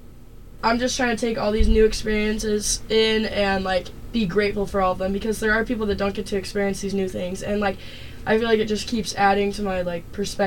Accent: Mesa, Arizona, United States; moved away as an adult; I am from Mesa, Arizona, and it's basically the desert

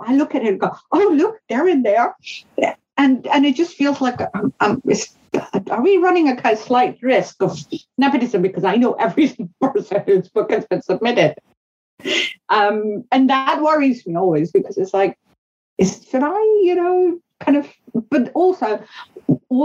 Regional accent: northern India, India; first language Hindustani (Hindi); English is a second language; moved away; I grew up in India during the Cold War. That's where I was a child

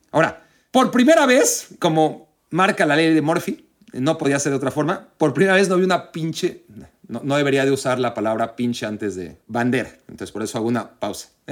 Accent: Mexico; como mexicano

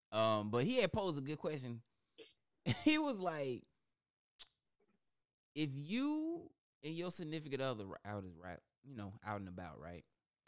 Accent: Alabama, United States; from my home state

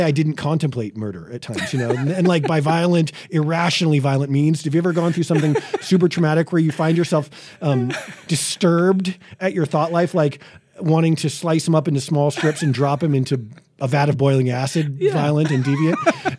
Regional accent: Boston, Massachusetts, United States; I grew up in Boston, right? So it's probably the most segregated city in America, at least in the 80s.

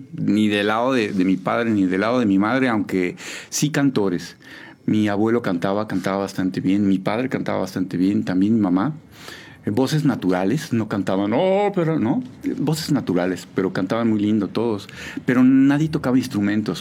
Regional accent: Mexico City, Mexico; moved away as an adult; now in San Juan del Río, Mexico; Yo nací en la Ciudad de México el 5 de abril de 1972

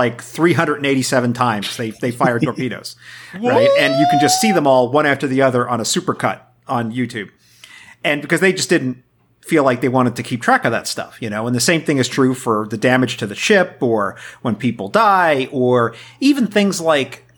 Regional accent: New York City, New York, United States; I grew up in New York City

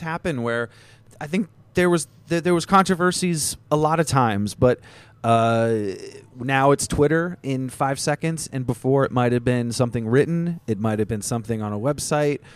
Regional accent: Vermont, United States; I grew up in Vermont

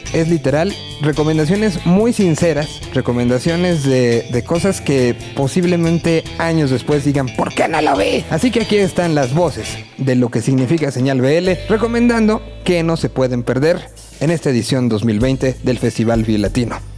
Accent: Mexico; como mexicanos

